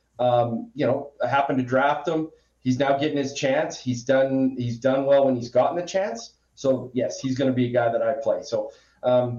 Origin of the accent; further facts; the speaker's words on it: Western Canada, Canada; I'm from Western Canada